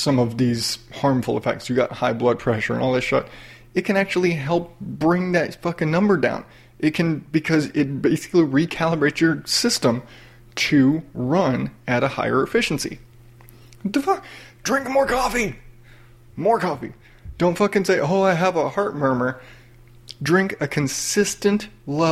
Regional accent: the South, United States; I grew up in the South

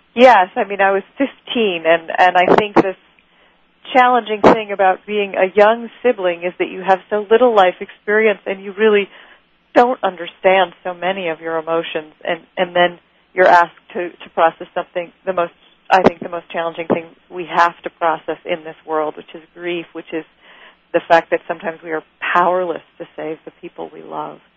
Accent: Rochester, New York, United States; I grew up in Rochester

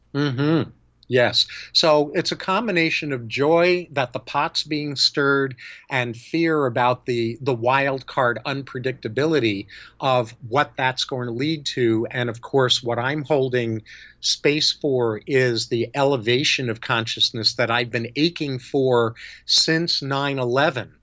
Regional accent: New York, United States; moved away as an adult; now in California, United States; I was born and raised in New York, and I've lived in California since 1975

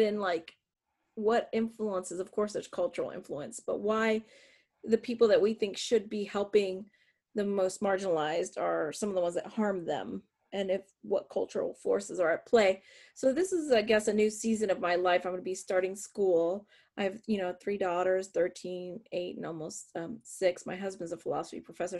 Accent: south of Erie, northwest Pennsylvania, United States; also born or lived in Puerto Rico / California; most of my life I grew up in the north, uh, northwest Pennsylvania, south of Erie, Pennsylvania

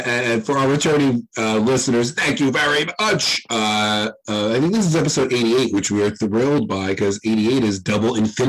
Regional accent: New York, United States; two partially Irish and Italian New Yorkers

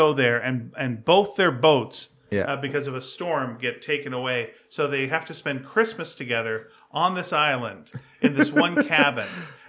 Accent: Canada; You got to see all Canadian movies as a Canadian. We don't do a lot of them.

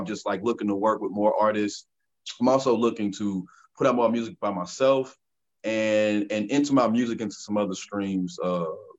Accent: St. Louis, Missouri, United States; I'm from St. Louis, Missouri

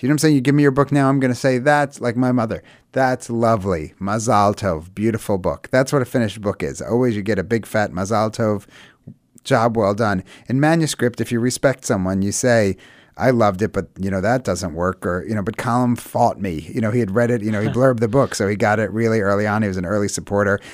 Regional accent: United States; we're super American, but we were raised very religious

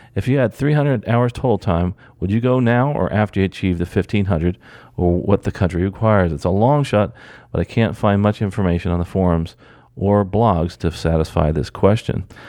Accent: New Jersey, United States; moved away; I'm actually from New Jersey

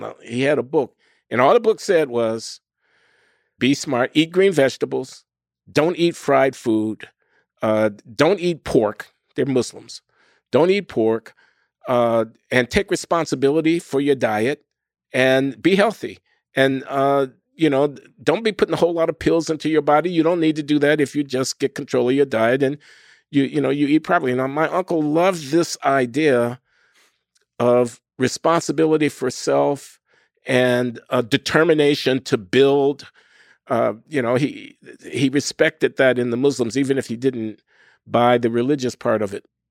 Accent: Chicago, Illinois, United States; moved away as an adult; I grew up in Chicago in the nineteen fifties and the nineteen sixties

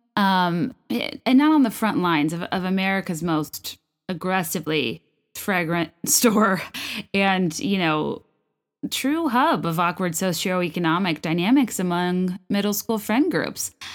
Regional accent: Virginia, United States; moved away as an adult; also born or lived in La Jolla, San Diego, California / New York / San Francisco; now in Chicago, United States; I'm from Virginia. I went to Virginia Tech

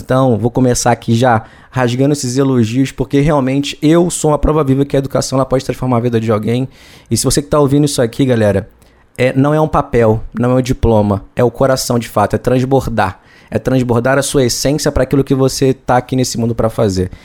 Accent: Brazil; como brasileiro

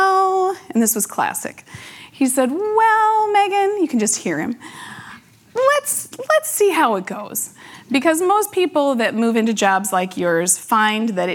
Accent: Las Vegas, Nevada, United States; now in Minnesota, United States; I was born and raised in Las Vegas, Nevada

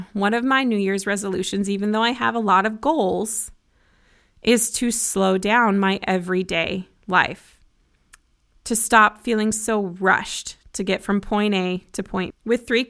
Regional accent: Broomfield, Colorado, United States; I grew up in Colorado and I have 5 siblings, 4 sisters and 1 brother, 2 parents. They're still married. We had 2 dogs. We lived in a little 3-bedroom, 1-bathroom house in Broomfield, Colorado

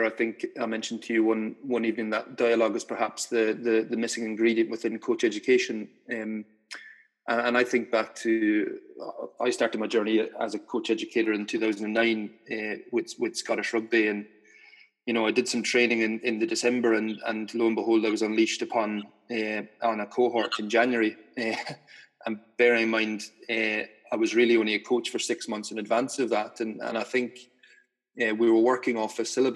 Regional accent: Ireland; moved away; I grew up in Ireland in a fairly conservative Catholic society

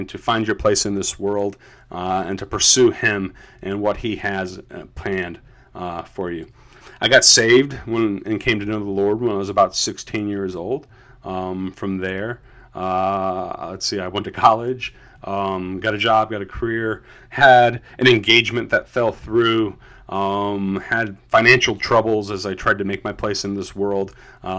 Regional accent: Charlotte, North Carolina, United States; also born or lived in Chicago suburbs, Illinois; I moved to the greater Charlotte, North Carolina area when I was about 5 years old.

